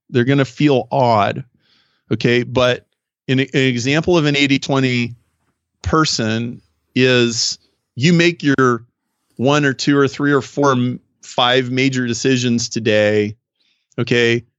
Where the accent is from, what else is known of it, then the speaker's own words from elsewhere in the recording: Nebraska, United States; now in Chicago, United States; I grew up in Nebraska. I live in Chicago, so I'm a very Midwestern guy